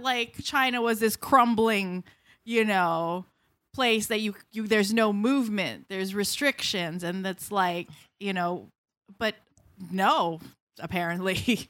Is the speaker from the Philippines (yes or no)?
yes; Philippines; also born or lived in United States; I was in the Philippines, or I came from the Philippines